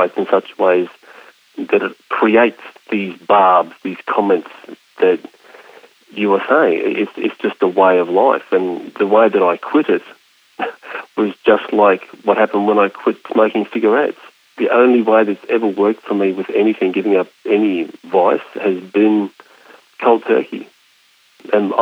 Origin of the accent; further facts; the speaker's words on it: Australia; I'm not an American, I'm an Australian